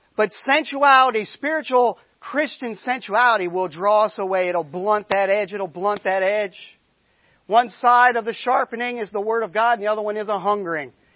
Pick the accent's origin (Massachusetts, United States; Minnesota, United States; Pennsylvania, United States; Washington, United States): Massachusetts, United States; Boston; moved away as an adult; We come from the Boston area. We've been down here a long time now, 15 years